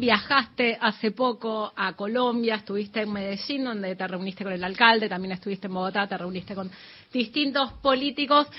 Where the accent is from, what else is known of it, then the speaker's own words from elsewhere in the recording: Patagonia, Argentina; also born or lived in Rosario; yo nací en Rosario, pero no me crié tanto ahí, pero me crié en la Patagonia